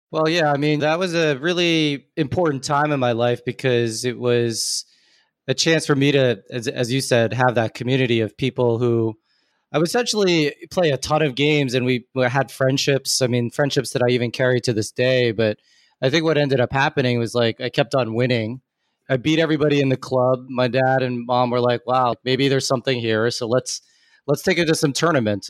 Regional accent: Newton, Massachusetts, United States; I'm from Newton, Massachusetts.

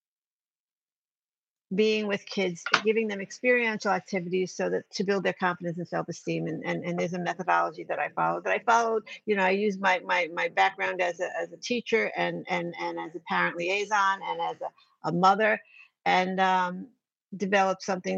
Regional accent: New York, United States; I'm from New York

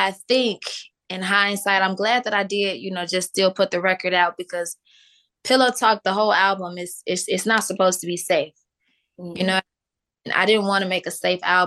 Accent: Chicago, Illinois, United States; I'm from Chicago.

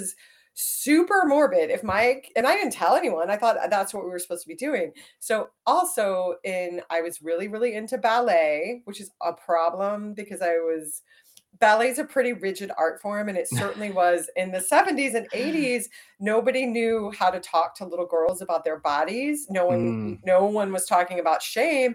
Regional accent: Dallas, Texas, United States; I grew up in Dallas

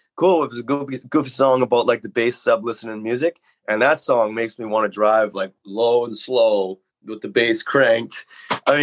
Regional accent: Metchosin, British Columbia, Canada; I grew up out in Machosin here

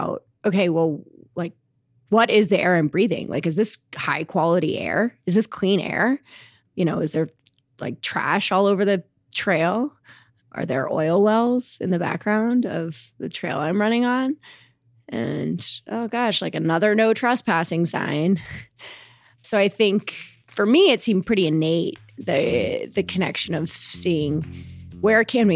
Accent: Englewood, Colorado, United States; also born or lived in Princeton, New Jersey; I grew up in Englewood, Colorado.

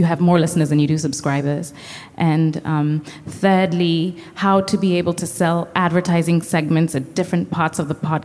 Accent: Kenya; I'm from Kenya as well

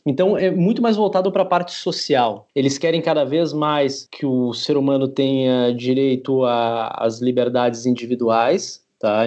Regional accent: Brazil; moved away as an adult; now in Spain; eu sou brasileiro, com cidadania, nunca residi na Itália

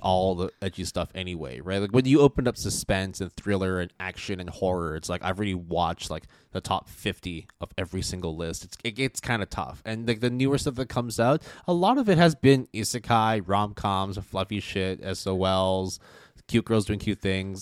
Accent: Canada; moved away; also born or lived in United States; growing up in Canada and, like, wa-, and then also going to school in the U S

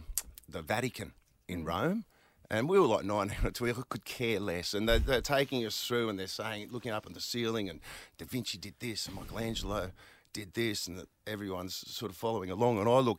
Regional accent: Hervey Bay, Queensland, Australia; I'm from Hervey Bay.

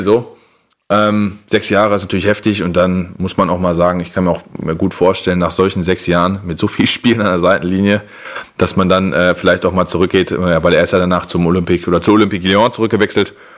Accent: Germany; als Deutscher

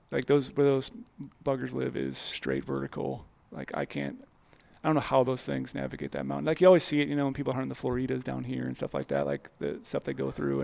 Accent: Midwest, United States; I grew up in the Midwest

